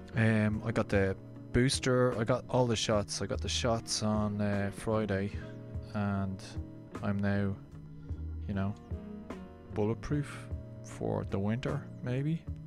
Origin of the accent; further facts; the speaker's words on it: Ireland; Being Irish, we should all know